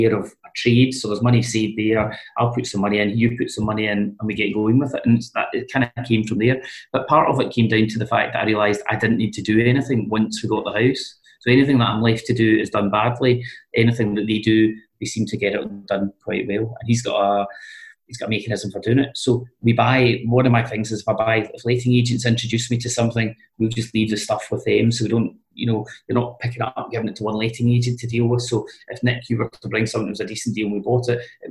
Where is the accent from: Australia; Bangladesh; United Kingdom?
United Kingdom; East Kilbride, Scotland; I grew up in East Kilbride